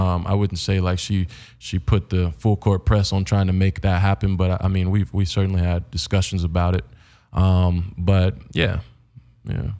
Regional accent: Indiana, United States; now in Los Angeles, United States; coming from Indiana

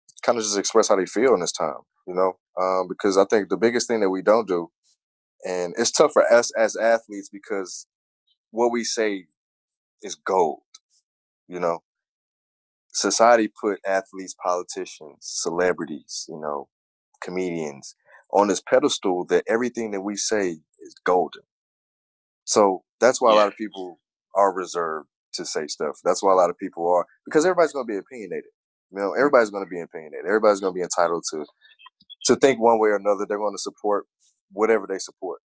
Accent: St. Louis, Missouri, United States; moved away as an adult; now in Washington, D.C., United States; And that's being my hometown.

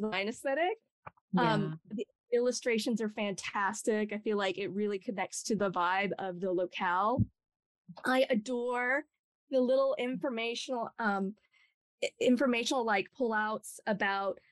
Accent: Idaho, United States; I grew up in Idaho, of all places

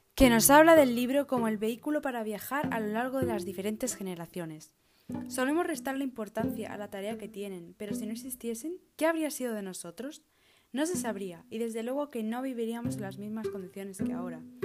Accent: Extremadura, Spain; accent: Extremaduran; yo haber aspirado una S o de haber dicho una palabra típica de Extremadura

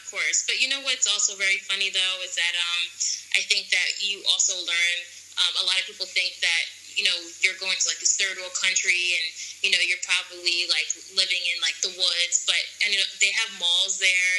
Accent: New York City, New York, United States; moved away as an adult; also born or lived in Los Angeles / Bali / Thailand; I'm from New York City

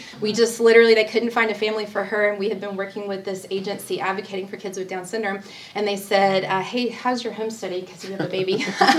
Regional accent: Alabama, United States; We're both from Alabama.

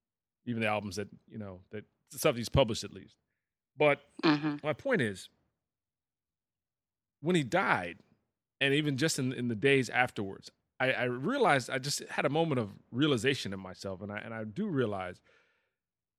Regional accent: Northeast, United States; I grew up in the Northeast

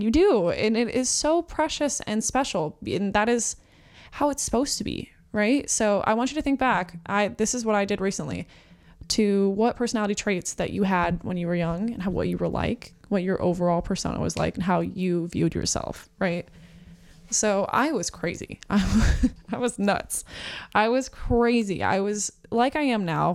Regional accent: New Mexico, United States; now in Phoenix, United States; I live in Phoenix, Arizona. I was born in New Mexico

